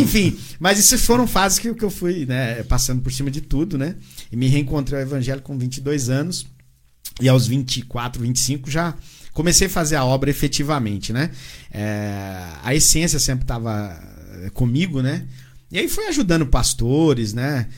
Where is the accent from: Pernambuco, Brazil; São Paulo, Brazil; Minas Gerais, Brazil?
São Paulo, Brazil; Santa Isabel; also born or lived in Assis Chateaubriand, Paraná; now in Jandira, Brazil; Morei por muitos anos aqui, aproximadamente 30 anos da minha vida, morei em Santa Isabel. É, cresci aqui, né? Vim do Paraná com 5 anos de idade